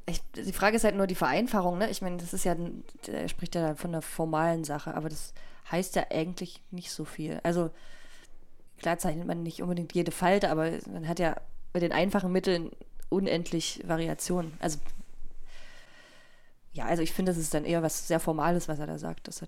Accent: Leipzig, Saxony, Germany; ich komme ja aus Sachsen

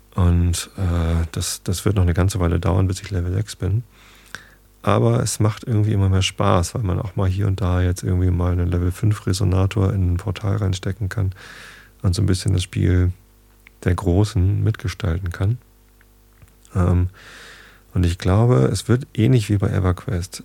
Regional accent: Northern Germany, Germany; als Norddeutscher.

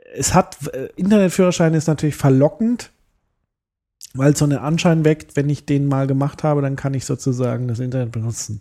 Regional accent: Germany; ich bin ein Deutscher, der Spanisch lernen will

